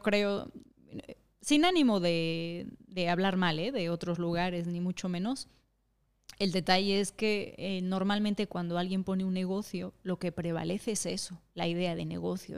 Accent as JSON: {"language": "Spanish", "country": "Mexico", "moved": "yes", "lives_now": "Madrid, Spain", "said": "en México no comemos tacos en las casas"}